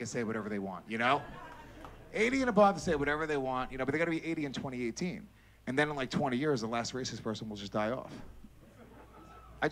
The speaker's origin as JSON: {"language": "English", "area": "Rockland County", "region": "New York", "country": "United States", "tie": "born or raised there", "said": "I grew up in Rockland County, New York, which is right outside of the city"}